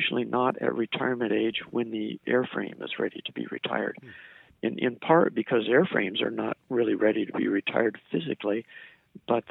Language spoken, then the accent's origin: English; United States; also born or lived in Japan; I'm an American.